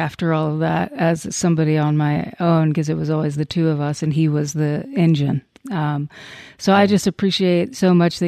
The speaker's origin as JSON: {"language": "English", "town": "Crockett", "region": "Texas", "country": "United States", "tie": "born or raised there", "said": "I was in Crockett, a little town called Crockett, Texas"}